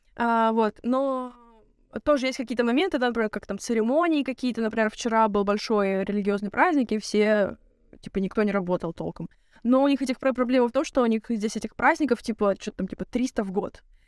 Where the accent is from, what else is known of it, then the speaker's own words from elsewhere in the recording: Russia; moved away; я из России